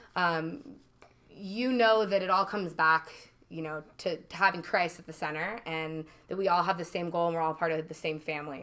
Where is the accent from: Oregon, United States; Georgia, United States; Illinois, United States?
Oregon, United States; Eugene; moved away as an adult; also born or lived in Idaho / San Diego, California; now in North County San Diego, United States; I'm actually from Eugene, Oregon